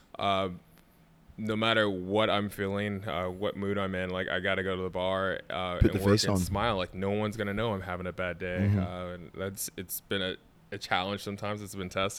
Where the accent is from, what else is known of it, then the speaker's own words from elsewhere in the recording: Ohio, United States; moved away as an adult; now in Chicago, United States; I'm from Ohio